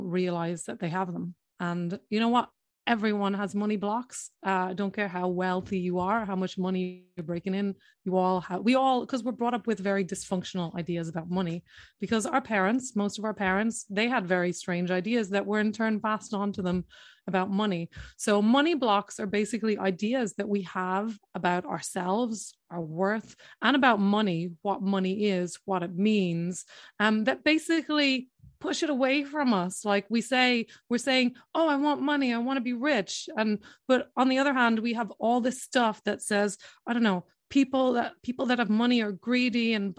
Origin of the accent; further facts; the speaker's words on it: Ireland; first language English; moved away as an adult; also born or lived in London; I'm in Ireland, and which is where I'm from.